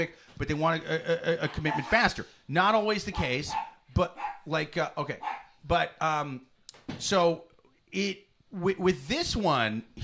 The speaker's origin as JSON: {"language": "English", "region": "Iowa", "country": "United States", "said": "I'm from Iowa"}